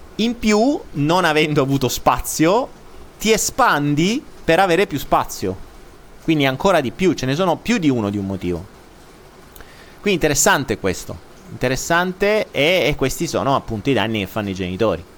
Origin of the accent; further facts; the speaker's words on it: Italy; non dico più italiano